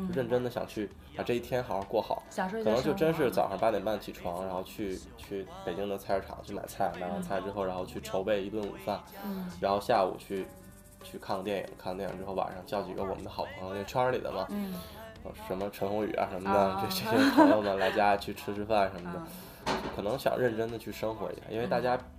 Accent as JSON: {"language": "Chinese", "region": "Northeast China", "country": "China", "said": "我是东北人"}